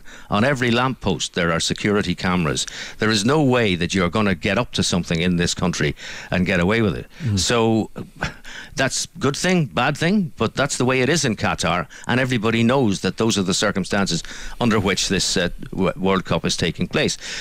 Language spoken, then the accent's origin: English; Belfast, Northern Ireland, United Kingdom; when I was growing up in Belfast